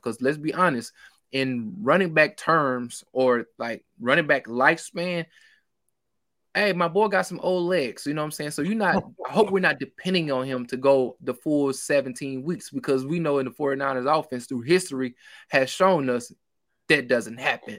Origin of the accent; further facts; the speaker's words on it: Mississippi, United States; I'm country, I'm from Mississippi